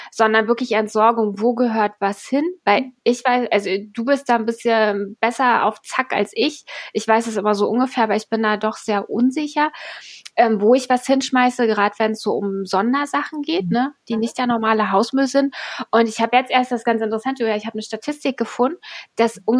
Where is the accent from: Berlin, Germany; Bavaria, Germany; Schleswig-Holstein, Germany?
Berlin, Germany; Ich meine, ich bin aus Berlin